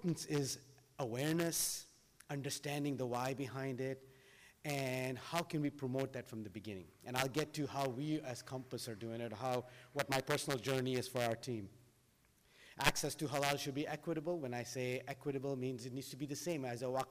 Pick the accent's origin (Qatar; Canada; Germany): Qatar; Doha; now in United States; as I grew up in Doha